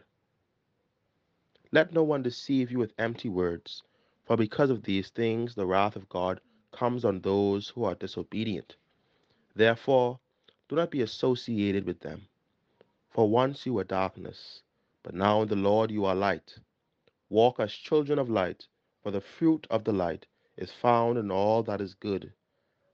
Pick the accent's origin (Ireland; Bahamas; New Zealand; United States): Bahamas; Nassau, New Providence; also born or lived in Barbados; I am from the Parish of St. Gregory the Great, located on Carmichael Road, New Providence